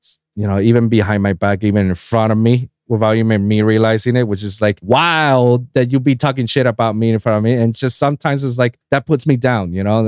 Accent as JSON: {"language": "English", "country": "Puerto Rico", "moved": "yes", "lives_now": "South Florida, United States", "said": "I'm from Puerto Rico"}